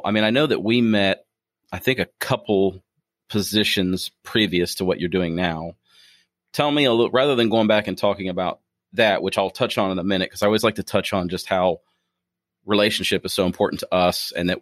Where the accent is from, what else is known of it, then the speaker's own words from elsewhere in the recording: Ohio, United States; now in Kentucky, United States; I'm not originally from here. I'm from Ohio, but I can honestly say I've been proud to be a Kentuckian